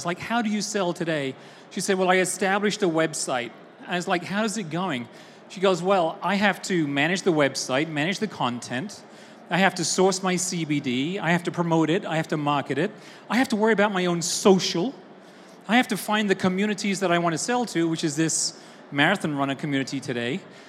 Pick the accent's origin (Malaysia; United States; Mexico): United States; Austin, Texas; I, as you can tell from my boots, are from Austin, Texas. You may not tell that from my accent, but I am from Austin, Texas.